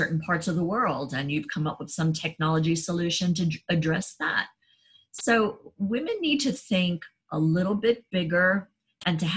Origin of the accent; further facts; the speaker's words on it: New York City, New York, United States; now in Washington, D.C., United States; I grew up in New York City and I live in downtown Washington, D.C.